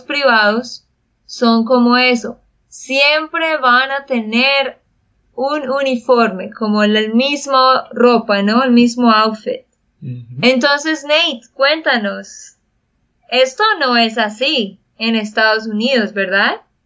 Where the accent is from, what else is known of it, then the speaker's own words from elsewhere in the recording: Santander, Colombia; de Santander, Colombia